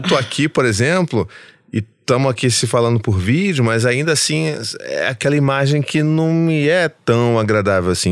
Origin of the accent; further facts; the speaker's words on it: Rio de Janeiro, Brazil; eu sou carioca